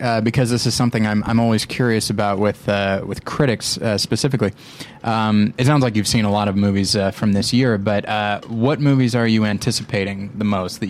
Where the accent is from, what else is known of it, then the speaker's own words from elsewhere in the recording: California, United States; also born or lived in Colorado / the Midwest; I'm from California.